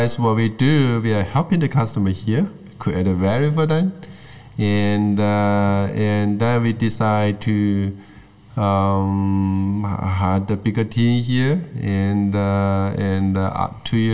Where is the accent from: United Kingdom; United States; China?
China; Guangdong; English is a second language; moved away; I grew up in Guangdong.